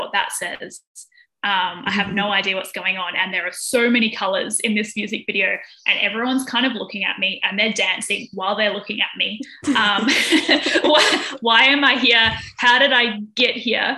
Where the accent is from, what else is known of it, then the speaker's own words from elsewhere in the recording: Australia; I am from Australia